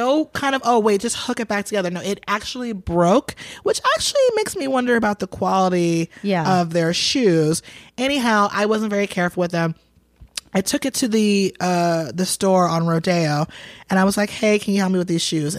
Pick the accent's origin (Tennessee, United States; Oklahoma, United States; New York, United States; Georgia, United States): Georgia, United States; Atlanta; also born or lived in Boston; I'm from Boston originally. I was born in Boston, but I was raised in Atlanta